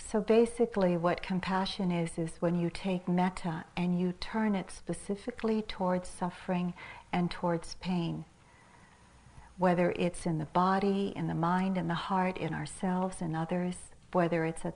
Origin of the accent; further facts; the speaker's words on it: Manila, Metro Manila, Philippines; moved away; I was born in Manila in the Philippines and I'd spent quite a bit of my life there, about maybe 10 years of my life there